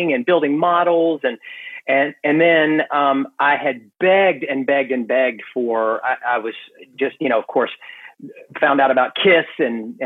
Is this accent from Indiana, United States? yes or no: no; Gastonia, North Carolina, United States; also born or lived in Greenville, South Carolina / Charlotte, North Carolina; I grew up in Gastonia